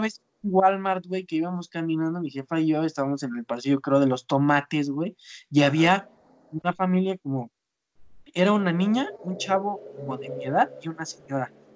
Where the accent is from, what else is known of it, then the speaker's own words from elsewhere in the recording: Zinacantepec, State of Mexico, Mexico; Yo soy de Sinacantepec